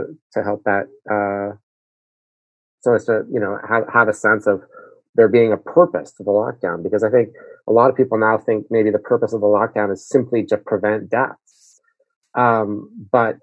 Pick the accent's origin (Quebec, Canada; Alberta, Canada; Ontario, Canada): Quebec, Canada; Montreal; moved away; I grew up in Montreal